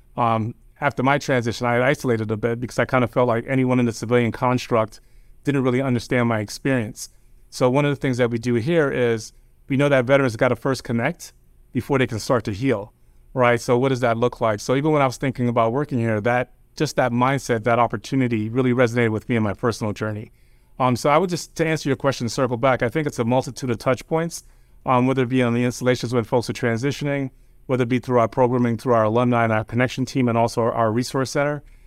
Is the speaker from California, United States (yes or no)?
no; New York, United States; also born or lived in New Jersey; my family's originally from Jamaica. Um, I grew up in New York